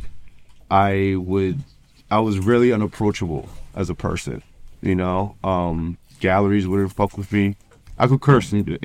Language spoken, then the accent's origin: English; New York, United States; I'm from New York